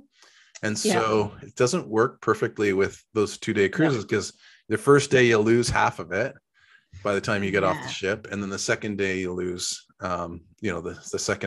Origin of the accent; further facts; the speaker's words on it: Victoria, British Columbia, Canada; we're from Victoria.